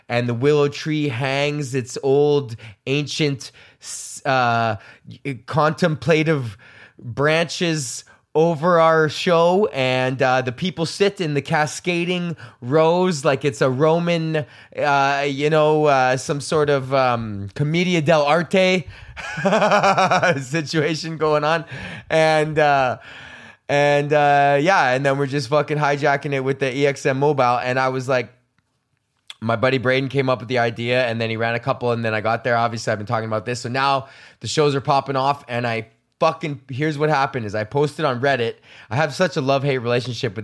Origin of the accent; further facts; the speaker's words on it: Edmonton, Alberta, Canada; I'm from Highlands, which is a neighborhood that is directly adjacent to fucking Beverly